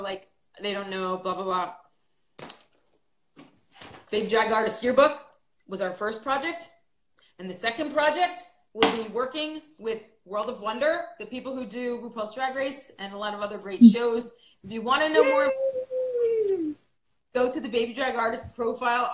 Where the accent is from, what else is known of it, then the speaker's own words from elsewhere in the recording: New Jersey, United States; I'm from Jersey